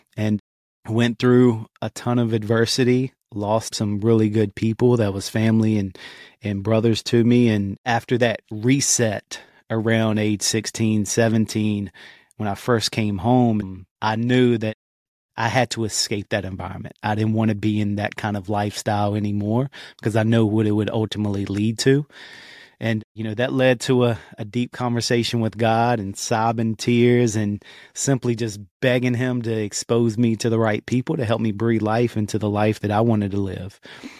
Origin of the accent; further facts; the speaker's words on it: Martinsville, Virginia, United States; Martinsville, Virginia, actually. Small town, probably never heard of it.